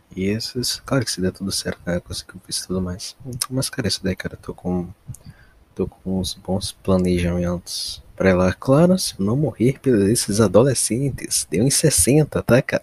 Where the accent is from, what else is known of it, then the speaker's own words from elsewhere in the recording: Brazil; eu como brasileiro